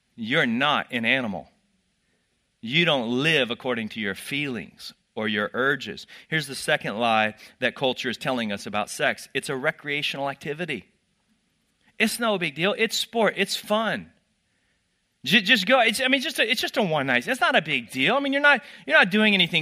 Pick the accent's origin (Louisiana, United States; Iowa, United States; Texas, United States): Texas, United States; I grew up in Texas